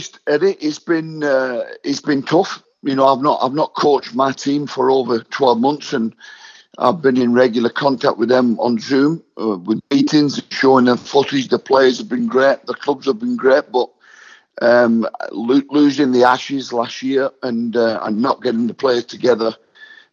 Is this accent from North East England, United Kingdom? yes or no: no; Wigan, North West England, United Kingdom; to have 10 years at Wigan